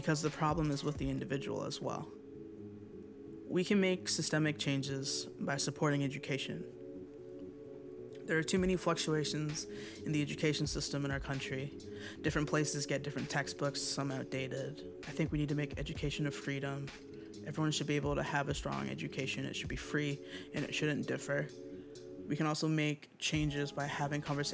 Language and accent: English; Plano, Texas, United States; also born or lived in Washington, D.C. / New York City; I was born in Washington, D.C. I currently live in Plano, Texas, and I am a musician, songwriter, and producer. I grew up in Plano, Texas, in Dallas